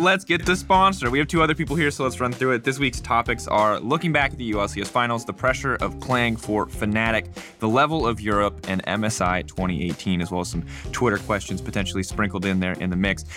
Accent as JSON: {"language": "English", "country": "United States", "said": "As an ignorant American"}